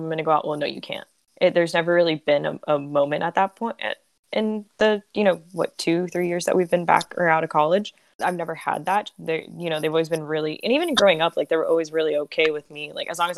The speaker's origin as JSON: {"language": "English", "town": "Miami", "region": "Florida", "country": "United States", "tie": "born or raised there", "said": "I grew up down here in Miami"}